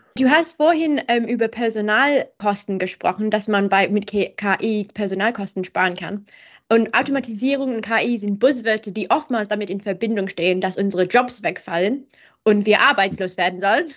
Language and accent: German; England, United Kingdom; German is a second language; moved away; bin ich Engländerin